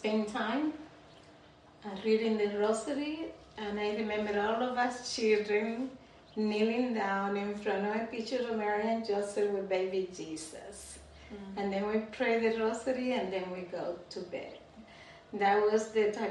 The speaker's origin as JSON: {"language": "English", "town": "Santo Domingo", "country": "Dominican Republic", "tie": "born or raised there", "also_born_or_lived": "La Vega", "said": "I was born and raised in the Dominican Republic, a country that you also love"}